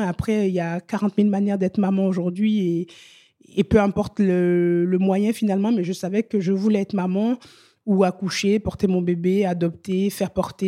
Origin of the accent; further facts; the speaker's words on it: Benin; also born or lived in Italy; now in France; je suis vraiment originaire de la région des Amazones.